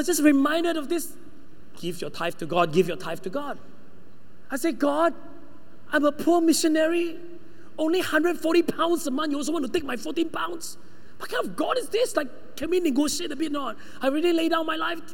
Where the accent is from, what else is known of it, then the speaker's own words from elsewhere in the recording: Sabah, Malaysia; moved away; also born or lived in United Kingdom; I'm the one from Sabah